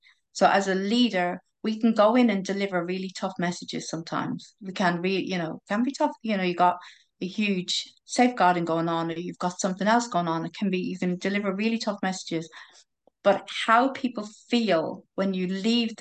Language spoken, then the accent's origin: English; Ireland; I'm Irish